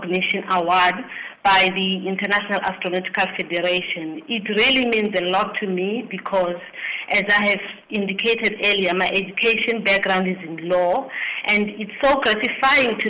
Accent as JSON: {"language": "English", "town": "King William's Town", "region": "Eastern Cape", "country": "South Africa", "moved": "yes", "lives_now": "Pretoria, South Africa", "said": "I'm from the Eastern Cape, in the place called King Williamstown"}